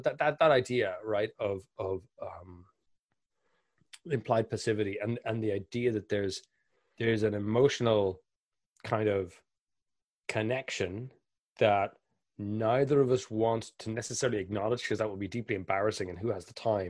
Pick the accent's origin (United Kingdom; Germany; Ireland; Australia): Ireland; Because we're both Irish and this is going to be a really intense conversation.